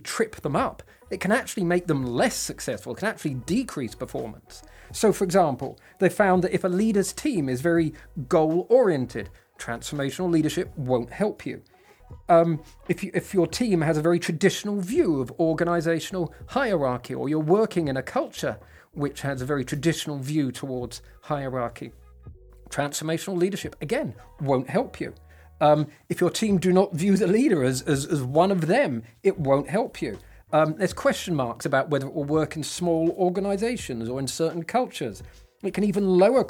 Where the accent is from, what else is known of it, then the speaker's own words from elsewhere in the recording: England, United Kingdom; I'm English